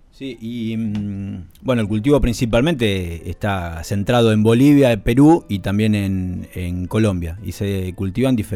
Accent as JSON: {"language": "Spanish", "country": "Argentina", "tie": "born or raised there", "said": "yo soy oriundo de Uribe"}